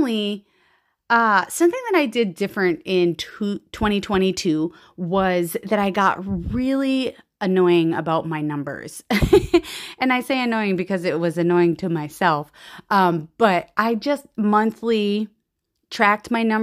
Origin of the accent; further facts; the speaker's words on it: Central Minnesota, United States; I am from Central Minnesota